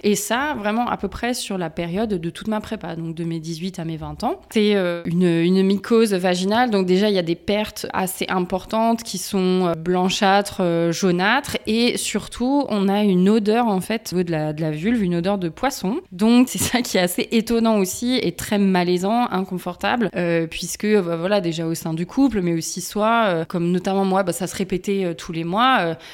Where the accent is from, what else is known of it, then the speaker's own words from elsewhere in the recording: Strasbourg, Grand Est, France; Je suis originaire euh, de l'Est de la France, de Strasbourg